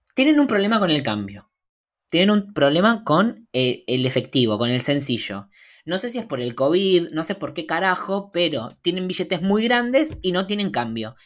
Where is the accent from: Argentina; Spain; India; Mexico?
Argentina; Soy argentino